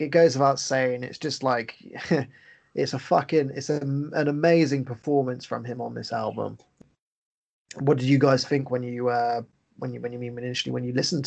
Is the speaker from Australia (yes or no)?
no; England, United Kingdom; I'm just an English guy